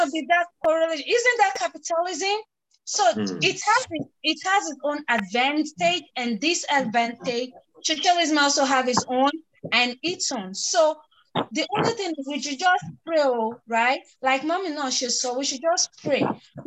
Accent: Nigeria; I am from a Nigerian typical home. I understand my parents did not tell me what and what and what and why.

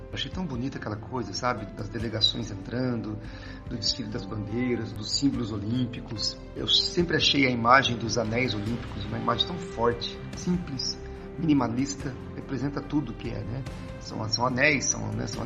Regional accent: Santa Branca, São Paulo, Brazil; 47 anos, sou daqui de Santa Branca.

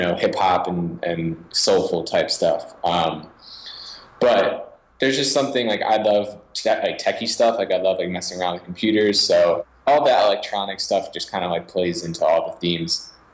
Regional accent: Philadelphia, Pennsylvania, United States; I was born in Philadelphia, in the suburbs of Philadelphia

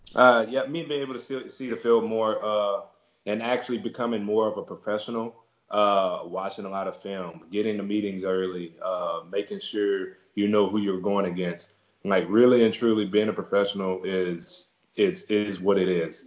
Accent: Beaumont, Texas, United States; my hometown, uh, Beaumont, Texas which is in southeast Texas

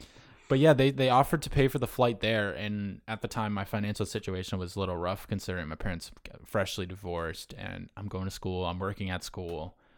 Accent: North Carolina, United States; born there; also born or lived in Syracuse; now in Long Island, United States; I was born in California, North Carolina, where Lejeune is, and then up to Syracuse when he retired.

